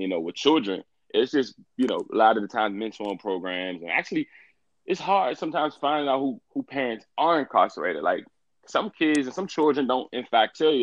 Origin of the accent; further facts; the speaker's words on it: Washington, District of Columbia, United States; I'm from Washington D.C.